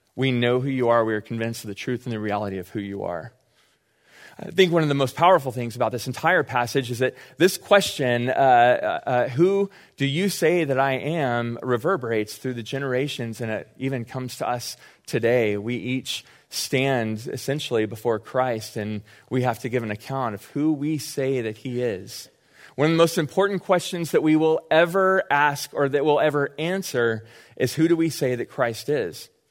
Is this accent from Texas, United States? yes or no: yes; Austin, Texas, United States; I grew up in Austin